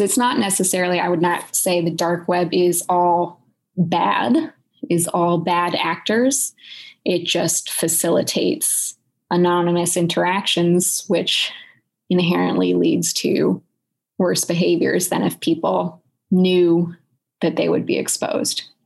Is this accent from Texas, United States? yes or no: no; Silicon Valley, California, United States; moved away as an adult; also born or lived in Boston; I was born and raised in Silicon Valley